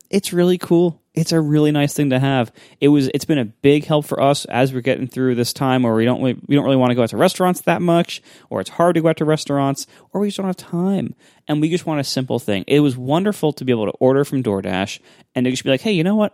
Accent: Ohio, United States; I grew up in Ohio

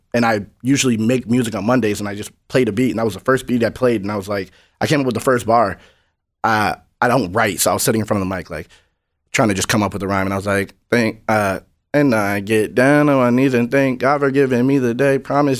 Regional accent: New Hampshire, United States; I'm from New Hampshire. It's like 95% white. There's like no real struggle.

